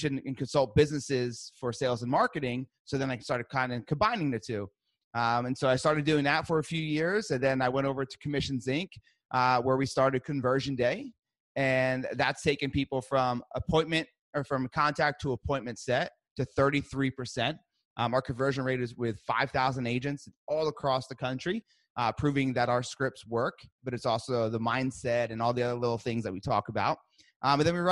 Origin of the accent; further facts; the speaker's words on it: New Jersey, United States; I'm from Jersey. I'm Italian.